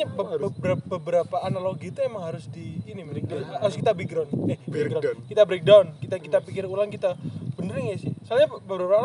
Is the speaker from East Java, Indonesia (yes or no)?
yes; Malang, East Java, Indonesia; gue gede di Malang kan dari SMP SMA kuliah